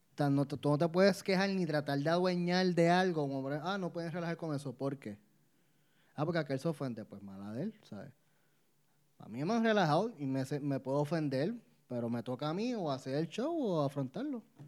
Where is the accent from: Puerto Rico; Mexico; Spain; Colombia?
Puerto Rico; soy boricua